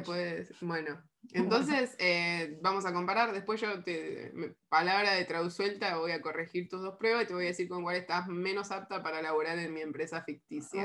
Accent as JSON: {"language": "Spanish", "town": "La Plata", "region": "Buenos Aires Province", "country": "Argentina", "said": "yo soy de La Plata"}